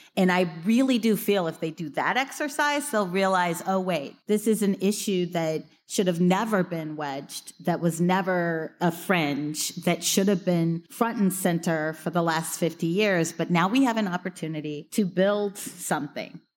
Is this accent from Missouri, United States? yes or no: yes; Missouri, United States; my home state of Missouri